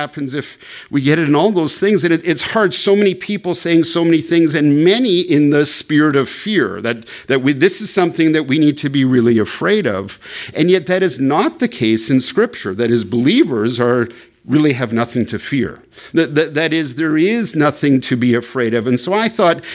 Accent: Canada; moved away; as a Canadian

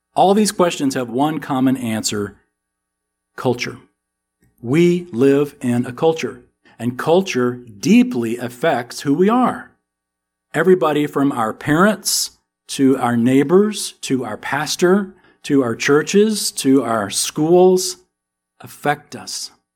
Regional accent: Texas, United States; accent: American; we're from Texas

